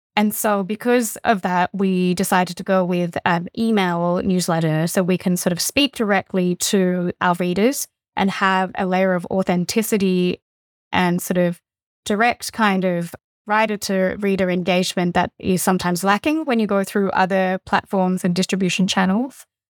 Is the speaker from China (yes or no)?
yes; Fujian, China; now in Australia; I come from sort of Southeast China, where the province of Fujian, which is directly opposite Taiwan